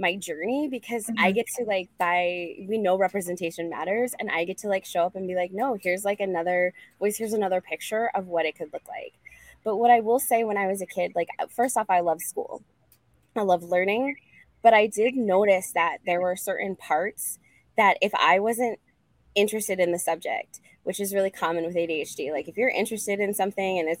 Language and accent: English; Boulder, Colorado, United States; I'm from Boulder, Colorado